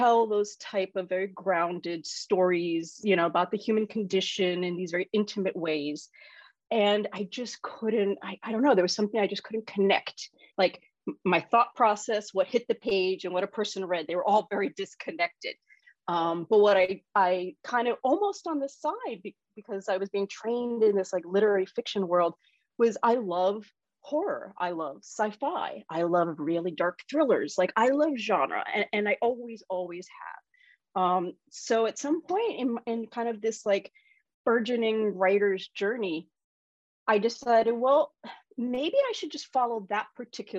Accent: New York City, New York, United States; I grew up in New York City

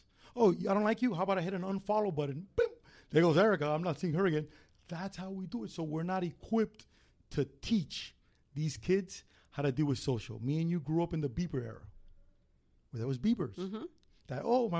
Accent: Miami, Florida, United States; I'm Cuban from Miami.

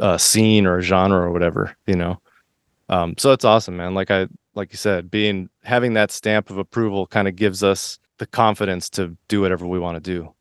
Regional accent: Miami, Florida, United States; moved away; also born or lived in Boston / San Diego / New York; I grew up in Florida and Miami, and then I moved to Boston

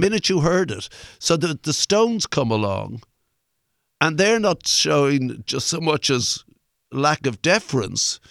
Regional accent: Ireland; I'm Irish

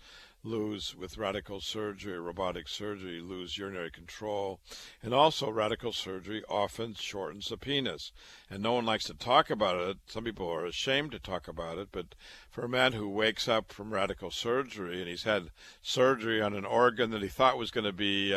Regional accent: Waterloo, Iowa, United States; now in New York, United States; I was born and raised in Waterloo, Iowa

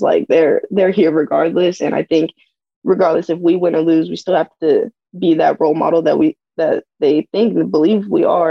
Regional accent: Arizona, United States; I'm from Arizona

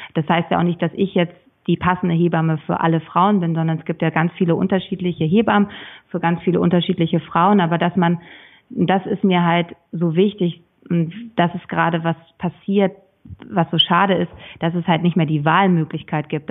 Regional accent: Schleswig-Holstein, Germany; Ich komme aus Schleswig-Holstein

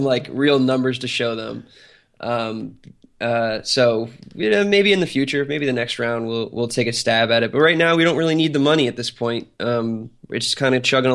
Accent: New Jersey, United States; now in Atlanta, United States; I'm from New Jersey too. So, and so is Armand. I just happen to live in Atlanta now

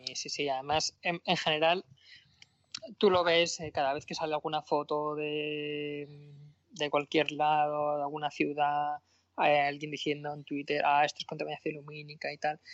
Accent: Madrid, Community of Madrid, Spain; also born or lived in Granada / Berlin / Penryn; yo soy madrileño

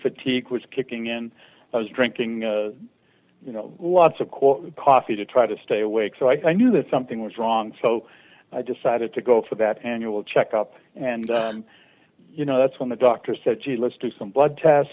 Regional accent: Boston, Massachusetts, United States; also born or lived in Andover, Massachusetts; I was born in the Boston, Massachusetts area.

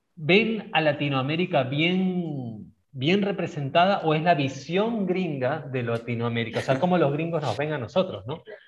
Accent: Peru; Nosotros tres que somos latinoamericanos, tres peruanos

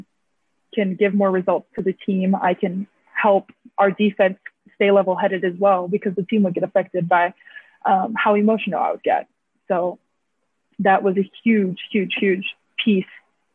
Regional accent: Hawaii, United States; moved away as an adult; Being Hawaiian is rare nowadays. So it's nice to see that there's a whole school dedicated to our people

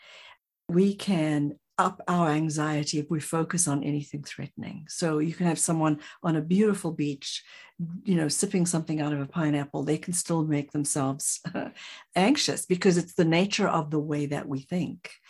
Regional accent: South Africa; I'm from South Africa

